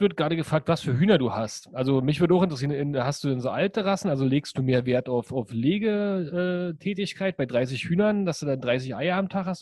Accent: East Germany, Germany; now in Berlin, Germany; wir kommen aus dem Osten

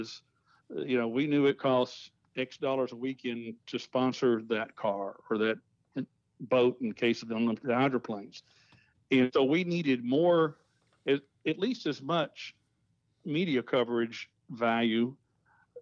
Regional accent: Nashville, Tennessee, United States; moved away as an adult; also born or lived in Milwaukee, Wisconsin / Texas; I was born and raised in Nashville, Tennessee

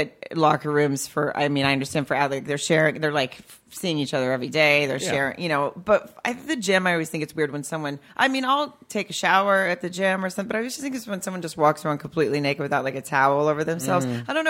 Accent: Farmington, Arkansas, United States; Arkansas. It's a town called Farmington, right outside of Fayetteville.

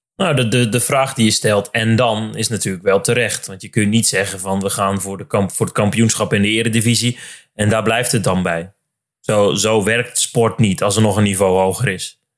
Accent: Drenthe, Netherlands; Ik kom dus bijvoorbeeld zelf uit Drenthe

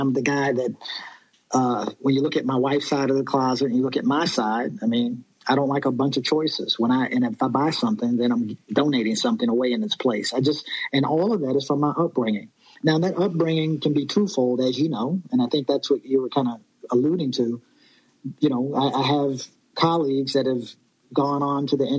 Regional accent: Virginia, United States; I'm from Virginia

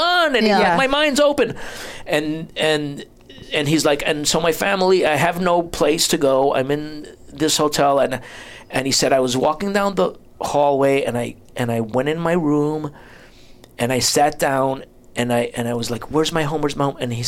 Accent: New Jersey, United States; moved away as an adult; also born or lived in Florida; now in Los Angeles, United States; I grew up in New Jersey

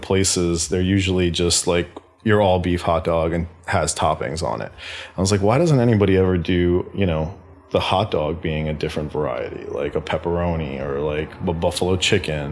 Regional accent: Center Moriches, New York, United States; moved away as an adult; also born or lived in Queens, New York / Atlanta, Georgia; I grew up in a little town on the east end of Long Island called Center Moriches

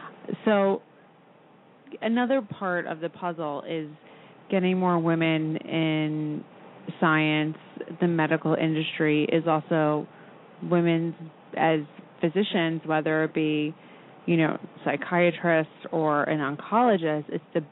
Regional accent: New York, United States; I grew up on Long Island, I felt like every doctor I ever had growing up was a man.

